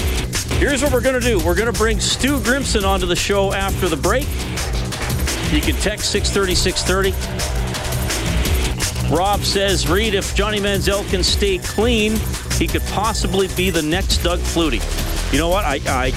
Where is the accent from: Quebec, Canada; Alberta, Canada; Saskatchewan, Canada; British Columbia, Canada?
Alberta, Canada; also born or lived in Kitchener-Waterloo, Ontario; I was born in Kitchener-Waterloo, but my family moved to Alberta when I was a year and a half. So despite the Ontario on my birth certificate, I'm a proud Western Canadian, lived in Alberta pretty much all my life.